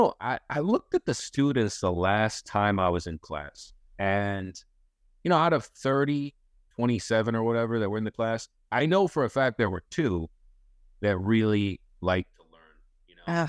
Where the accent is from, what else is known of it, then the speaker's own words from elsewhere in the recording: Pompano Beach, Florida, United States; Now I'm from Pompano Beach, Florida. So I used to drive through Parkland all the time.